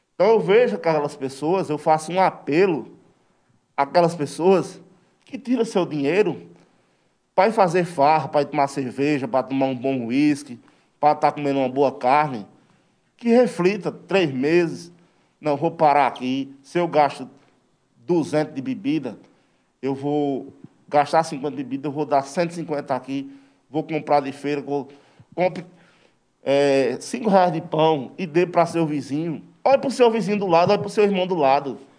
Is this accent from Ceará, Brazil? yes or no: no; Serra Talhada, Pernambuco, Brazil; antes de ser brasileiro, eu sou serra Sou pernambucano